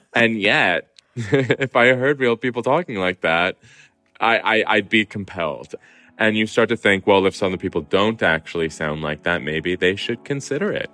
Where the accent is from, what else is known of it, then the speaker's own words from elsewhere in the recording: Southern California, United States; accent: Southern Californian; the Southern Californian that I am